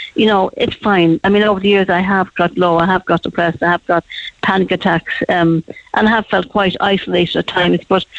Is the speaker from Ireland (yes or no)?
yes; Cork, Munster, Ireland; also born or lived in Dublin; I was born in Dublin, but I'm a true Cork woman, I think.